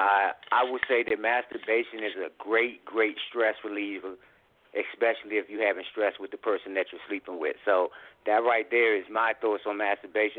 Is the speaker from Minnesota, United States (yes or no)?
no; Washington, District of Columbia, United States; I hail from Washington, D.C.